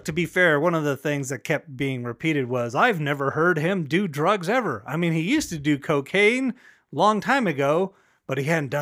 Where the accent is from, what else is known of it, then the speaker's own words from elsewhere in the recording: Las Vegas, Nevada, United States; I go, Las Vegas. But people from Vegas, when they go, what part of town are you from? I say, I grew up on the east side of Boulder Highway